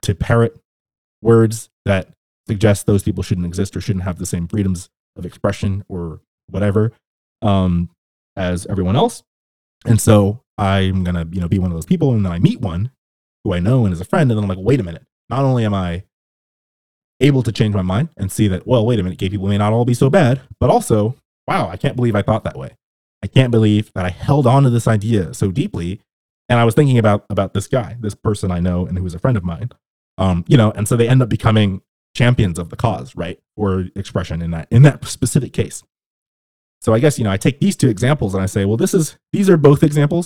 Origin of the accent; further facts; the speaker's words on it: Southern California, United States; where I grew up in Southern California